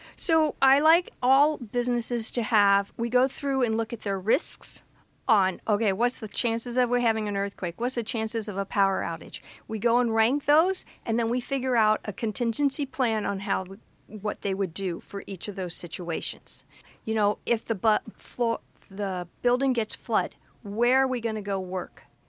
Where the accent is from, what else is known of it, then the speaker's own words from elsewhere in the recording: Fort Lauderdale, Florida, United States; I grew up in Fort Lauderdale, Florida, where we're known to have lots of hurricanes